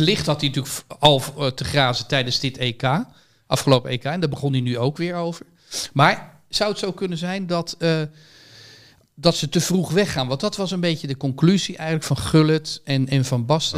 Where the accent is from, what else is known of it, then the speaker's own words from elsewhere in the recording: Netherlands; als Nederlander